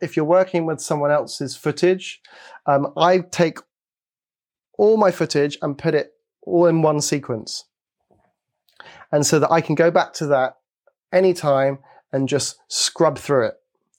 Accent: Belgium; also born or lived in Hong Kong; I was born in Hong Kong and I grew up in Belgium.

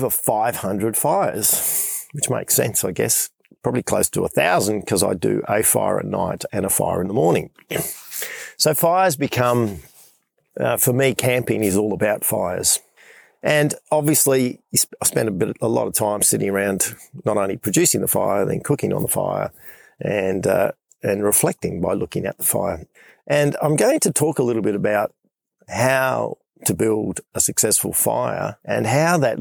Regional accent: Western Australia, Australia; I'm in Western Australia, back in my home state, making my way back to Perth.

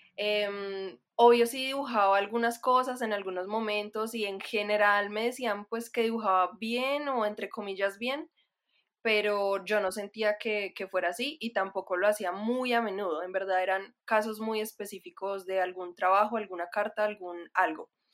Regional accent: Manizales, Caldas, Colombia; also born or lived in Bogotá, Colombia / Netherlands; soy ilustradora y diseñadora de Manizales, Colombia. Em, ahorita me encuentro en Manizales, pero también me siento un poco bogotana, aunque de pronto mi acento ya no suena para nada rolo, aunque antes sí

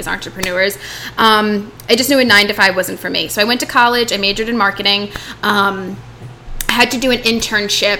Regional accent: Rhode Island, United States; moved away; I'm from Rhode Island

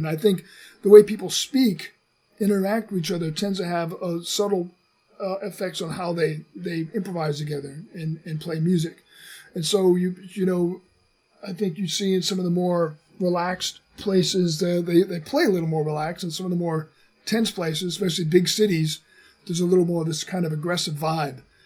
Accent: United States; as an American

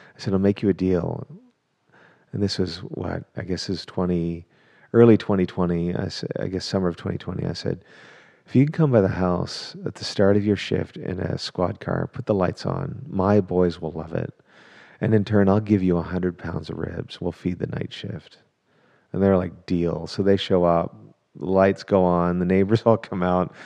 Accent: Canada; also born or lived in England; now in Dallas, United States; am a Canadian, who got to Texas as fast as I could via England.

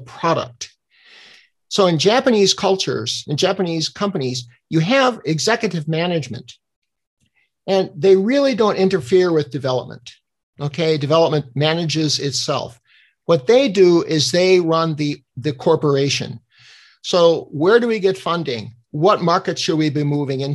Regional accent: Denmark; I'm from Denmark

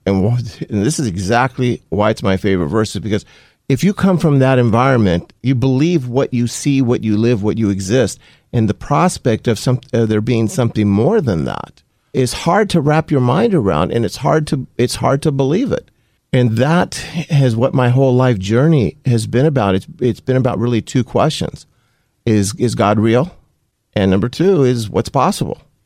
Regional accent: Compton, California, United States; also born or lived in Los Angeles County; my childhood up until high school was in Compton, uh, California

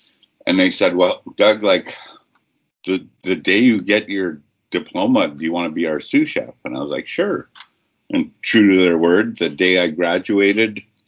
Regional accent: Ottawa, Ontario, Canada; moved away; also born or lived in Toronto / Montreal / Kingston / Victoria; I'm a member of the Peepeekisis First Nation near southern Saskatchewan, near Fort Qu'Appelle. But I was born and raised in Ottawa.

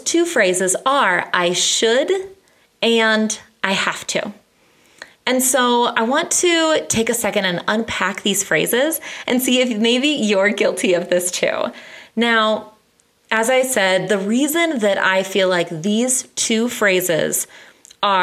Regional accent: United States; as an American

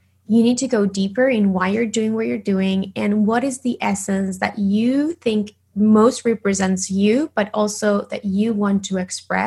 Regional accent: Argentina; English is a second language; moved away as an adult; now in Los Angeles, United States; I am originally from Argentina. So if you hear a little bit of an accent, that's why. But, you know, I live in LA in the US I've been living here for like 10 years

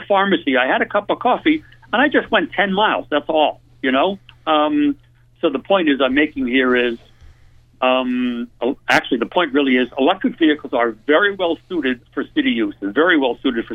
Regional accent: East Coast, United States; moved away as an adult; also born or lived in Detroit; I grew up on the East Coast, if you haven't figured that out from how I speak a little bit

